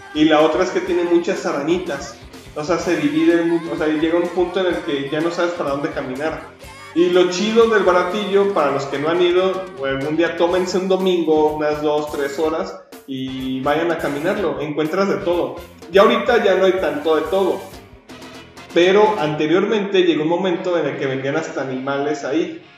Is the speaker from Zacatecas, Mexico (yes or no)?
no; Guadalajara, Jalisco, Mexico; los que somos de Guadalajara